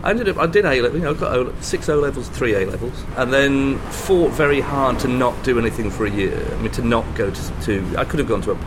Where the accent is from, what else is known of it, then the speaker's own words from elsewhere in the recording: Harrogate, Yorkshire and the Humber, United Kingdom; moved away as an adult; also born or lived in London / Bangkok; now in Singapore; I'm from Harrogate, which is in North Yorkshire. I was there for 18 years.